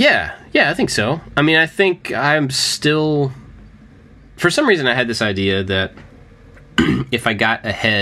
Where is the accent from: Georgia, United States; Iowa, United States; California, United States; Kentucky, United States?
Kentucky, United States; moved away; I grew up in Kentucky